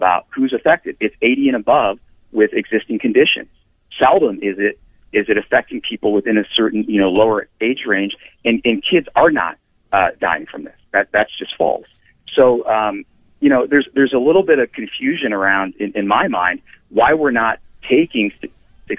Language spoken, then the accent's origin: English; Ashland, Ohio, United States; I was born and raised in Ashland, Ohio